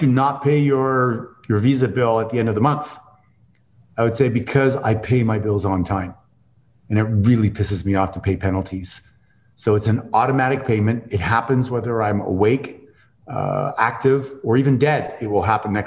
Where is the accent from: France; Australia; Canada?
Canada; accent: Canadian; my Canadian accent